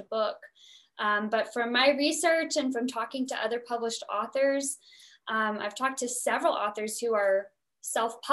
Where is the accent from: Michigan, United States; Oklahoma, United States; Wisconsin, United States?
Oklahoma, United States; the South; I'm from the South, a lot of oil rigs from Oklahoma